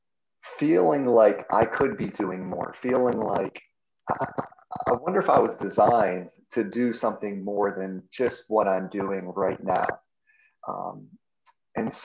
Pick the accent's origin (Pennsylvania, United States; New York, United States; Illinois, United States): Pennsylvania, United States; Pittsburgh; I'm from Pittsburgh, grew up a Steeler fan